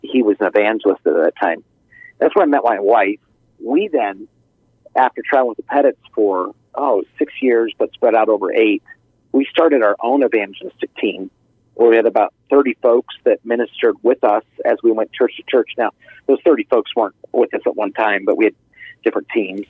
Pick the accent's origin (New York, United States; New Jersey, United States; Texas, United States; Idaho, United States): Idaho, United States; moved away; I grew up in Idaho